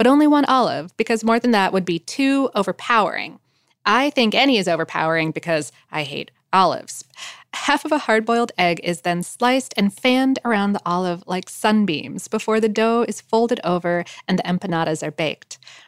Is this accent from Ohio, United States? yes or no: yes; Ohio, United States; basically everyone where I grew up in Western Ohio has the same heritage.